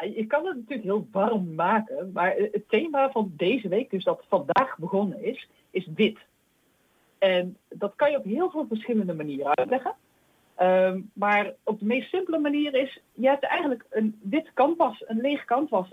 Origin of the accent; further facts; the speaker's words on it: Achterhoek, Gelderland, Netherlands; accent: soft G; ik kom zelf uit de Achterhoek, dus bij mij zit er al iets een zachte G